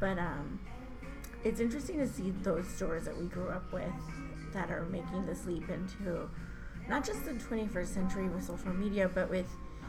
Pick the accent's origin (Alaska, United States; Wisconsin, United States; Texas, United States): Texas, United States; the Rio Grande Valley; now in San Antonio, United States; I grew up in the Valley